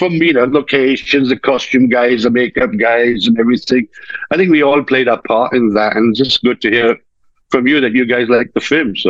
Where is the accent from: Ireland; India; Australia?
India; moved away as an adult; I was brought up in India. I was brought up in India for about 18 years.